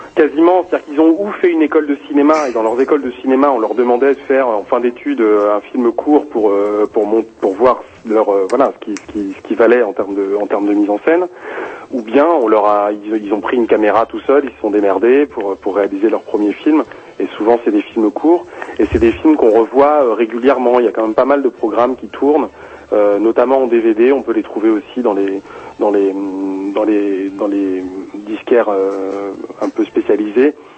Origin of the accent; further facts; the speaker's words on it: Rennes, Brittany, France; je viens de je viens de je viens de Bretagne en plus hein, donc je viens de je viens de Rennes